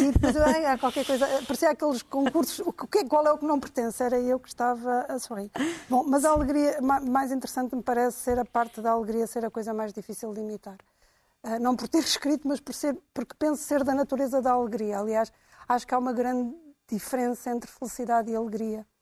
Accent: Angola; moved away; eu cresci em Angola

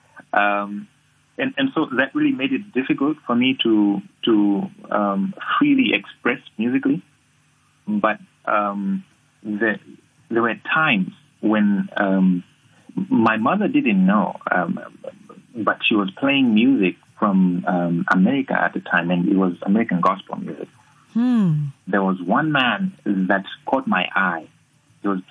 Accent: Malawi; As a kid growing up in Africa, specifically Malawi

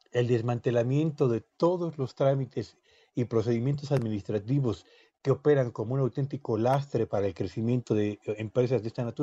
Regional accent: Mexico

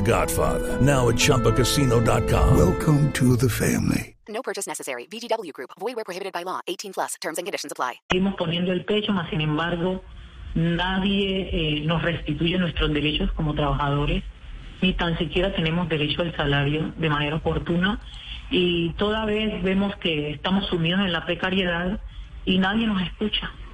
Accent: Colombia; nosotros también somos colombianos

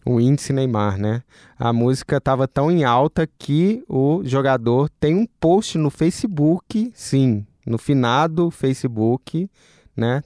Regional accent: Minas Gerais, Brazil; eu sou mineiro

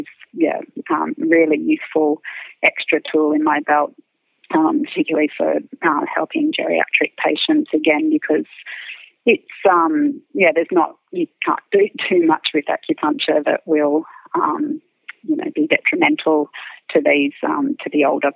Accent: Dubbo, New South Wales, Australia; I grew up in Dubbo

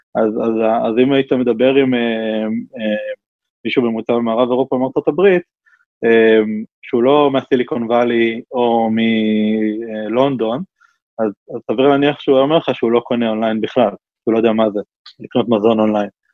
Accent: Israel; אנחנו ישראלים

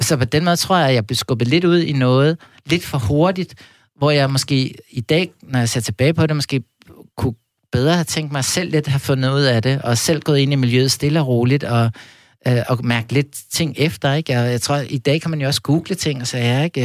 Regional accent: Copenhagen, Capital Region of Denmark, Denmark; jeg voksede op ude på Amager

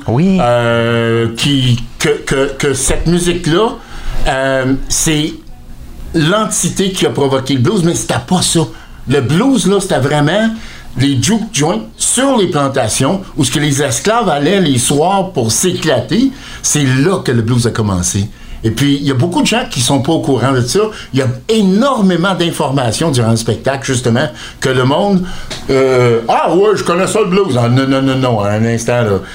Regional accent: Fredericton, New Brunswick, Canada; je suis né à Fredericton au Nouveau-Brunswick

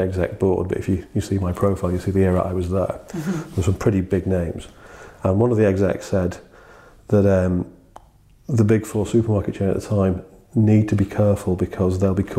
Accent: just outside Liverpool, North West England, United Kingdom; I was born just outside Liverpool. Dad is from Liverpool and my mum is from Widnes, which is a little town just nearby. So I had a really lovely childhood with those guys.

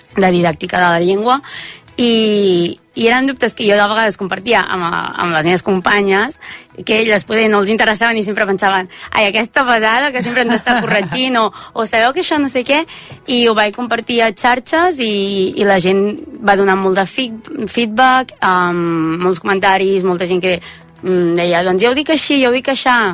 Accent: Manresa, Catalonia, Spain; accent: Central Catalan; jo sóc de Manresa

